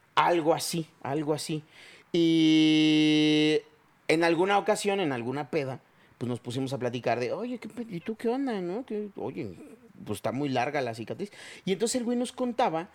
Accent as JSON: {"language": "Spanish", "region": "Chiapas", "country": "Mexico", "tie": "born or raised there", "moved": "yes", "lives_now": "Mexico City, Mexico", "said": "yo no crecí aquí, yo no, yo soy de Chiapas"}